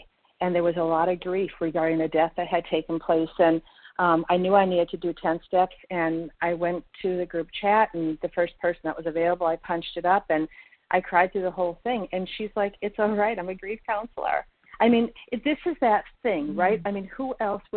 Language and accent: English; Minnesota, United States; now in Florida, United States; I'm from Minnesota but currently in Florida